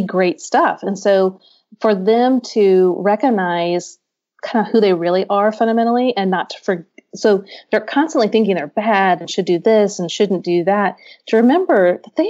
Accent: Midwest, United States; now in Nashville, United States; I'm from the Midwest, and I live in Nashville now

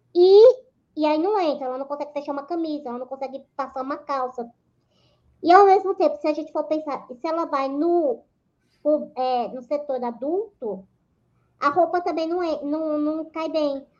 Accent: Aracaju, Sergipe, Brazil; moved away as an adult; now in São Paulo, Brazil; eu moro em São Paulo desde 2008. Na realidade, eu sou natural de Aracaju, Sergipe

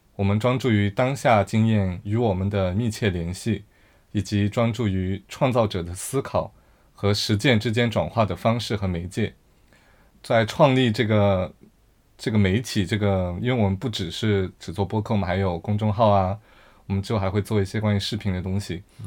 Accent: Yunnan, China; moved away as an adult; 我在出国之后，觉得我去反思我的我的家乡，我来自云南

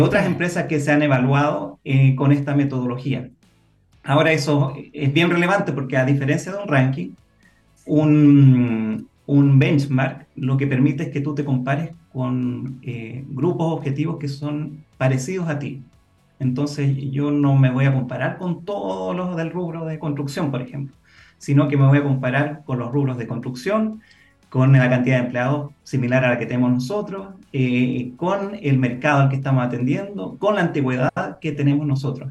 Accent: Chile; nosotros como chilenos estamos en un país que bastante aislado

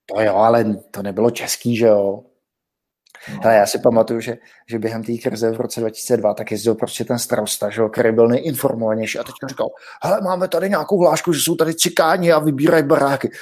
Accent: South Bohemian Region, Czechia; now in Prague, Czech Republic; u nás v Jižních Čechách

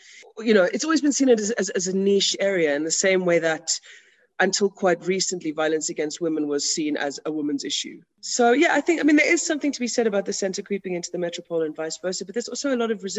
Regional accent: South Africa; no, I am actually a white South African. And I may have gotten rid of my accent, but I still sit with all of that.

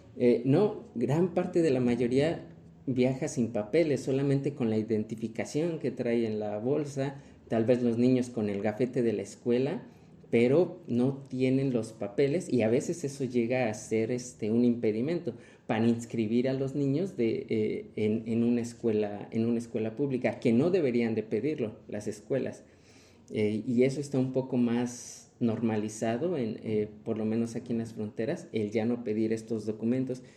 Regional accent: Mexico; como mexicanos

